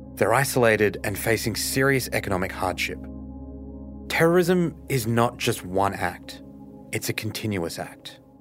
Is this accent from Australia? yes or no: yes; Australia; I grew up in Australia